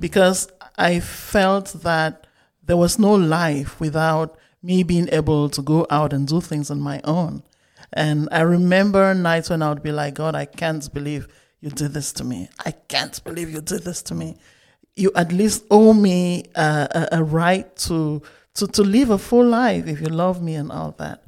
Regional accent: Bamenda, Northwest Region, Cameroon; moved away as an adult; I grew up in Bamenda, Cameroon, up until I finished high school.

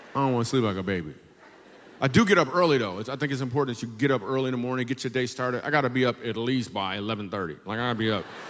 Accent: Grand Rapids, Michigan, United States; I grew up in Grand Rapids, Michigan

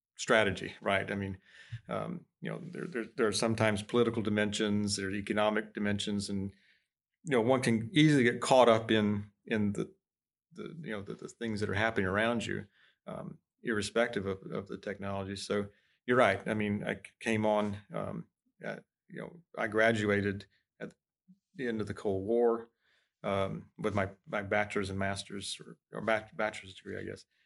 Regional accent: Florida, United States; moved away; I'm from Florida

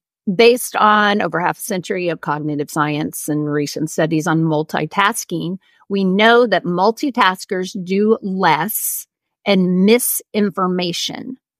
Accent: Oklahoma, United States; I had CDs of all of these Broadway show tunes of like the Oklahoma, because, you know, I was from Oklahoma, and my kids knew all the words.

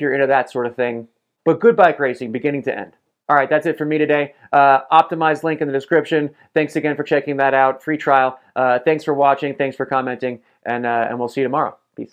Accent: United States; I'm American

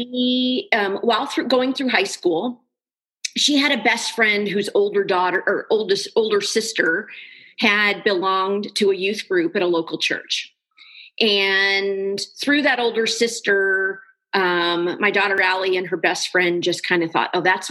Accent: St. Louis, Missouri, United States; moved away as an adult; also born or lived in Kansas City; now in Cedar Rapids, United States; I grew up in St. Louis, moved to Kansas City after I met the man I married

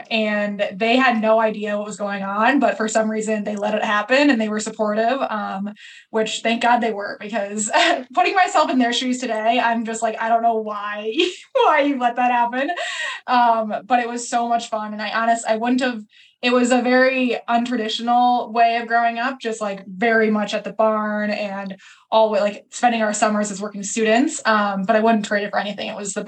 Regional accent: Minnesota, United States; we're from Minnesota. So we grew up in Minnesota, and there's a lot of horse farms there.

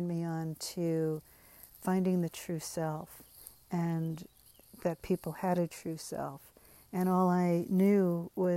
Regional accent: United States; first language English; I was raised to speak English, but my family of origin did not speak English when they were together. I'm firstborn American.

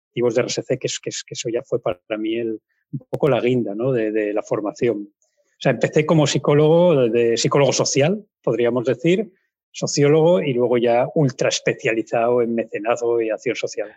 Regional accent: Pola de Siero, Asturias, Spain; now in Oviedo, Spain; yo vivo en Oviedo, pero soy de Pola de Siero

